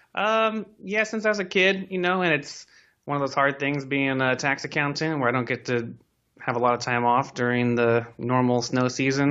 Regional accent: Silicon Valley, California, United States; I grew up here in Silicon Valley

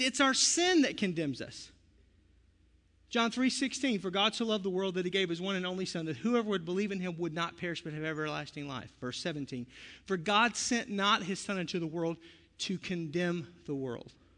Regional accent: the South, United States; I'm from the South

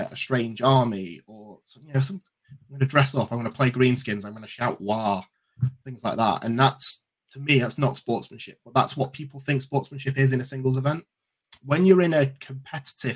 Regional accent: England, United Kingdom; we're from England

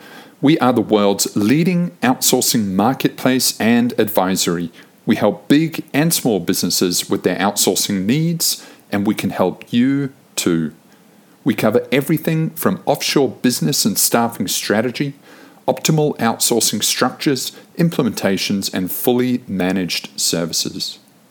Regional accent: New Zealand; also born or lived in United Kingdom / Sydney / London / Manila; I was born in the UK, and then I was raised in New Zealand. And then only later on did I actually spend much time in Sydney. As an adult, I've spent basically my life split between Sydney, London, and Manila.

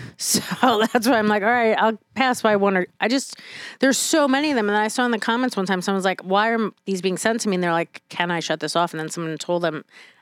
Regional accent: New York City, New York, United States; I am from New York City. I am the garbage that was made there.

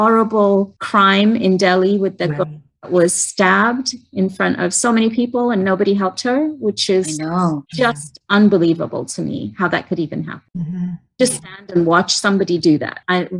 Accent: London, United Kingdom; moved away; Growing up in London

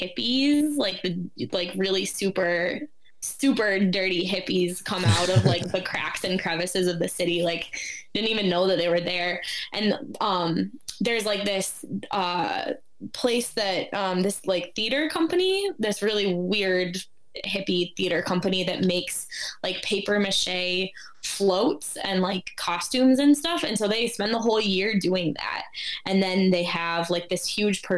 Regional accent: Minneapolis, Minnesota, United States; born or raised there; now in Chicago, United States

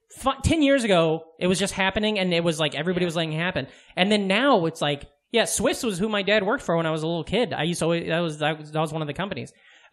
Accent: Omaha, Nebraska, United States; growing up in Omaha, like I was saying, Omaha has a very large Mexican population.

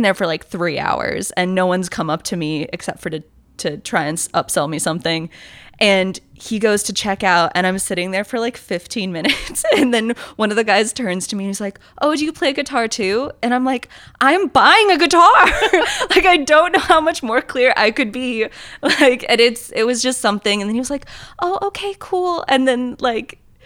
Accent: Bay Area, California, United States; I'm from Bay Area, California

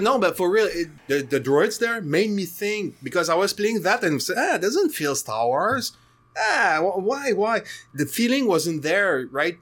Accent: Canada; I'm Canadian

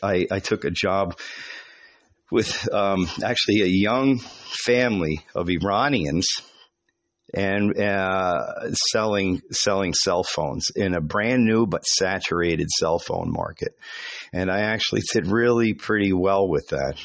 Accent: New York, United States; moved away; I was from New York.

